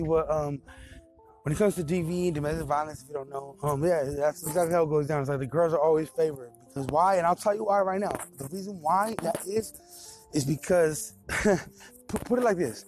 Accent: Bay Area, California, United States; I'm from Cali, Bay Area

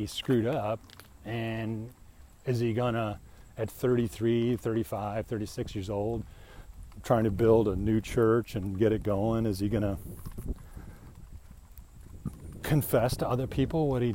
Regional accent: Midwest, United States; I'm a Midwesterner

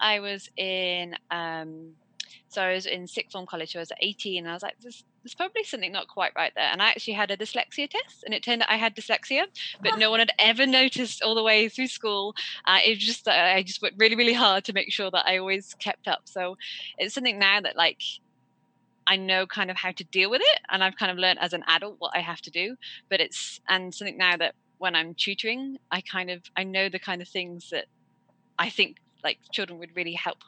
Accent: Worcester, West Midlands, United Kingdom; I'm from Worcester in England

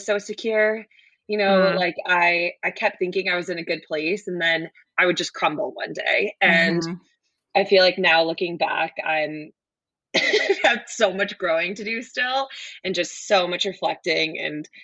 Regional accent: Connecticut, United States; moved away as an adult; also born or lived in Boston; now in North Carolina, United States; I grew up in Connecticut

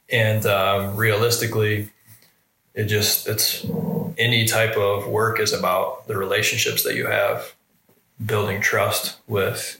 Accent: Michigan, United States; moved away as an adult; now in Ohio, United States; I'm from Michigan

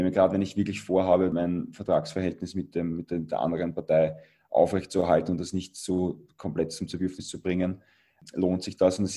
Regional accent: Austria; als Europäer oder als, als Österreicher möchte ich eher zu WIAG

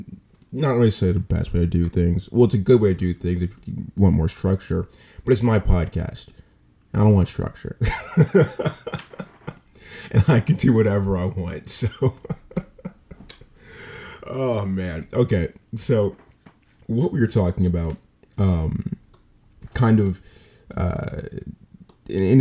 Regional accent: United States; as an American citizen

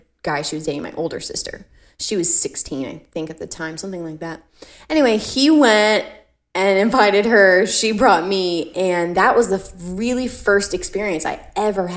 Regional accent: Central Florida, United States; we grew up in Florida. What up? 813 Central Florida

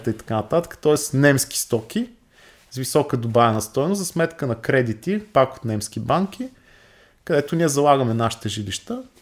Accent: Bulgaria; нас като българи

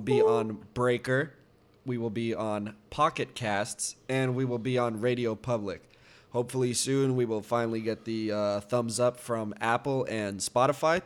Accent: Canada; we're Canadian.

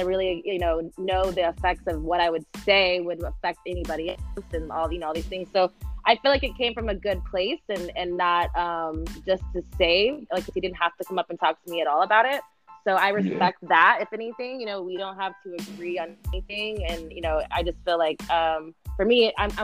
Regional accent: Texas, United States; I'm from Texas

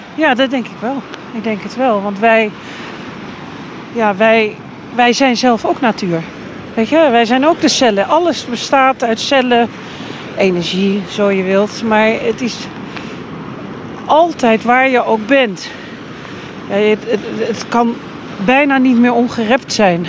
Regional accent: Hoek van Holland, South Holland, Netherlands; also born or lived in The Hague; Ik ben in uh, Hoek van Holland opgegroeid. In Den Haag geboren weliswaar

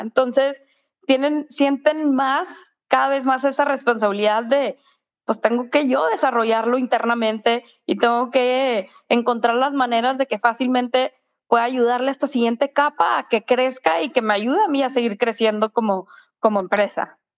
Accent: Monterrey, Nuevo León, Mexico; soy de Monterrey

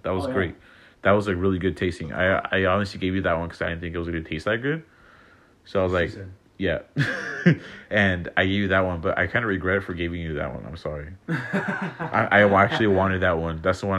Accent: La Quinta, California, United States; moved away; At the 111, that's like the main highway down, like back home. I'm actually from La Quinta

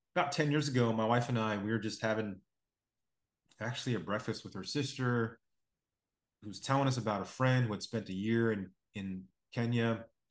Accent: Blacksburg, Virginia, United States; moved away as an adult; also born or lived in upstate New York / New Jersey; now in Chicago, United States; I'm, uh, born and raised on the East Coast, um, place, little, little place called Blacksburg, Virginia

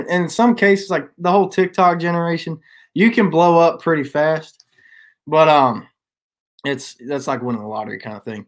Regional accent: Washington, United States; moved away as an adult; also born or lived in Montana / Nashville; I grew up playing sports in Washington and moved around a bit

